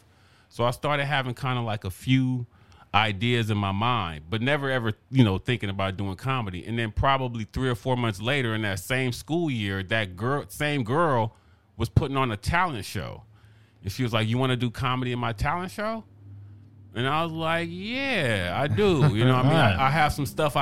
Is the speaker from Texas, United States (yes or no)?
no; Los Angeles, California, United States; South LA, kind of like by Dorsey High School